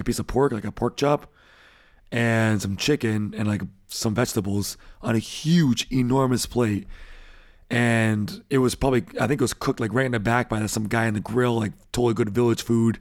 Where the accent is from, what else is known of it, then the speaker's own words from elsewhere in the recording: United States; now in Germany; as an American